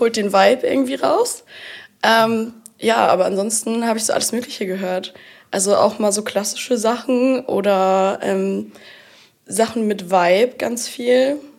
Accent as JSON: {"language": "German", "town": "Bad Segeberg", "region": "Schleswig-Holstein", "country": "Germany", "tie": "born or raised there", "also_born_or_lived": "New Zealand", "moved": "as an adult", "lives_now": "Kiel, Germany", "said": "ich komme eigentlich aus Bad Segeberg, ähm, bin dann, also ich habe da mein Abi gemacht"}